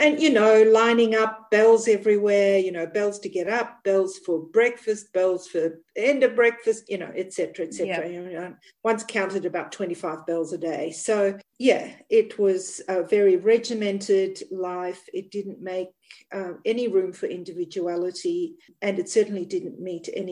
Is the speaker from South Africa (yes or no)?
yes; South Africa; now in New South Wales, Australia; I grew up in Africa. So I grew up in South Africa in the northern part